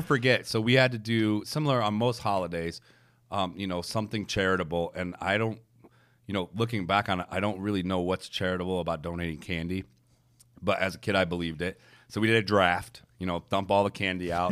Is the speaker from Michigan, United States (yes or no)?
yes; Detroit, Michigan, United States; I grew up in Detroit